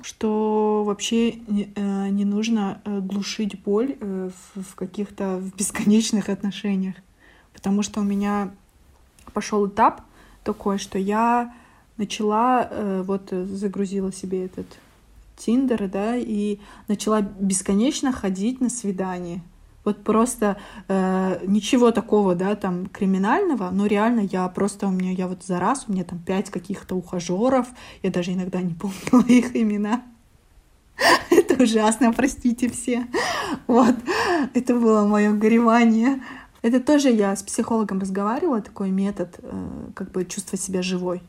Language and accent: Russian; Almaty, Kazakhstan; also born or lived in Astana, Kazakhstan; когда вернулась как раз в Алматы, а я четыре года училась в Астане